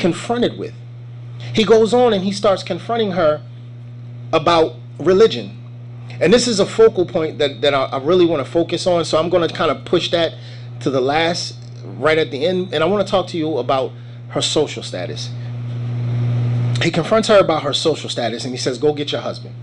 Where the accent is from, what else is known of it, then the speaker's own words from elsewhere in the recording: United States; We here in America, I ain't never been to Africa.